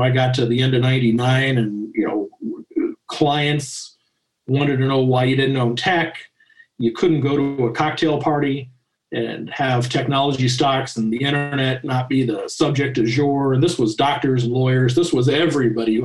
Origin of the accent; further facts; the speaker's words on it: Denver, Colorado, United States; also born or lived in Kansas City; I was born in 1968 in Kansas City. I really grew up in Denver